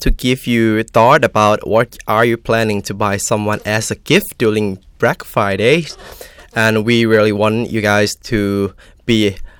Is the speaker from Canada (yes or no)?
no; Thailand; English is a second language; moved away as an adult; now in United Kingdom; my home country, Thailand